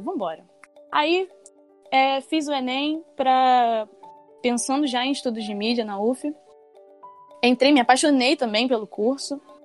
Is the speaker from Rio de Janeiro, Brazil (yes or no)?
yes; São Gonçalo, Rio de Janeiro, Brazil; ser de uma igreja na periferia da minha cidade, eu sou de São Gonçalo, no Rio de Janeiro